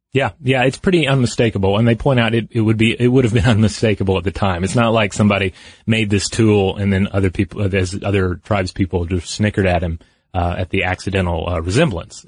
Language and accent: English; the American South, United States; I grew up in the American South.